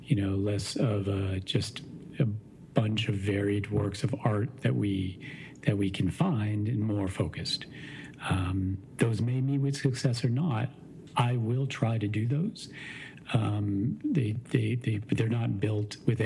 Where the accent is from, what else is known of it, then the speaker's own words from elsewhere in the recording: Maine, United States; now in Chicago, United States; I grew up in Maine.